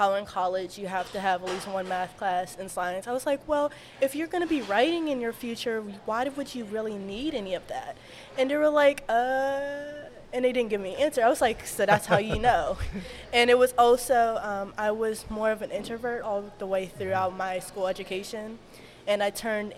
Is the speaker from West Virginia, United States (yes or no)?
no; Wilkinsburg, Pennsylvania, United States; I was born and raised in Wilkesburg